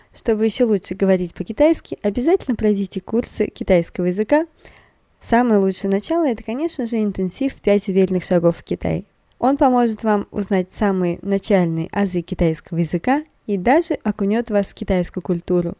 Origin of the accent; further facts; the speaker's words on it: Russia; я из России